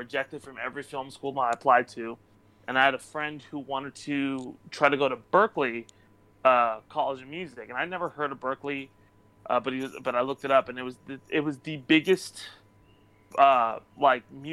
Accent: Irvine, California, United States; I grew up in Irvine, in Orange County

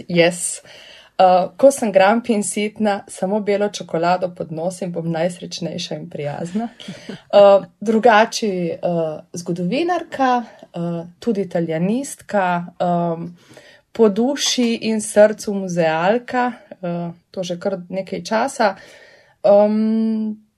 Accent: Primorska, Goriška, Slovenia; prihajam iz Primorske, torej iz Goriške, kjer je vseeno ta pripoved bila del moje identitete od zgodnega otroštva

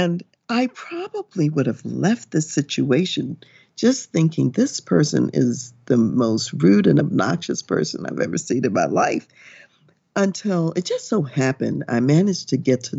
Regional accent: United States

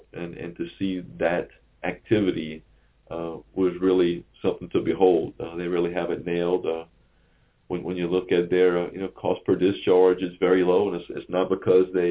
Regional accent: Thibodaux, Louisiana, United States; I'm from the Thibodaux area, and, Thibodaux is not exactly a metropolis

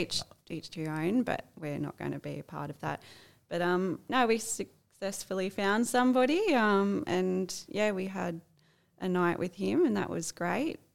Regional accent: Sydney area, New South Wales, Australia; moved away; I'm originally from the Sydney area

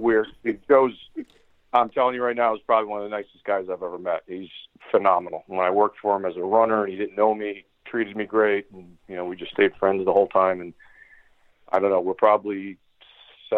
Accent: New Jersey, United States; also born or lived in Chicago; I moved from Chicago back home to New Jersey

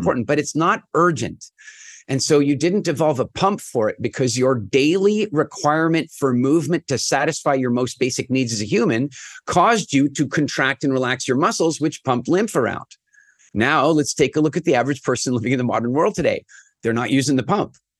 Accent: Canada; I'm from Canada

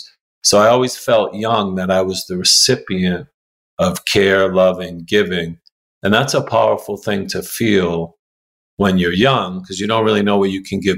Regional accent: Boston, Massachusetts, United States; I was born in West Roxbury, a neighborhood of Boston

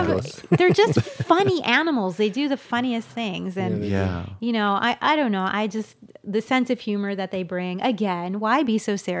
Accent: New York, United States; In New York.

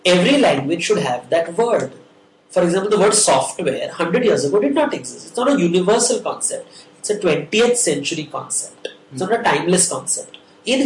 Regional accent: India; I'm from India

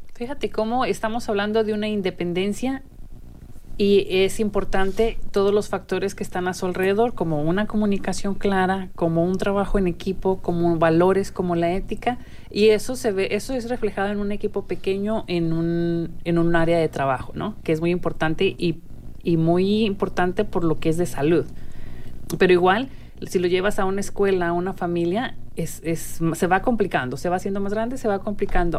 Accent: Mexico; now in United States; nuestro país de, origen, que es, México. Las dos que estamos hoy aquí de, de locutoras somos mexicanas muy contentas de serlo

